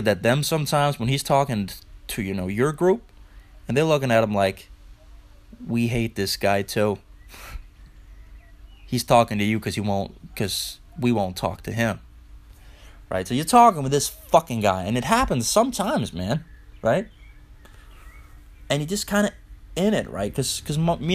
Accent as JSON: {"language": "English", "area": "Funen", "region": "Southern Denmark", "country": "Denmark", "accent": "Funish", "second_language": "English", "said": "I'm from Denmark, and I live in Denmark, right? Always did"}